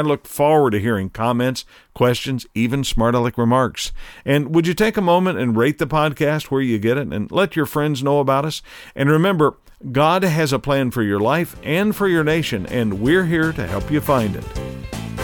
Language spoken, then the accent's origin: English; United States; as an American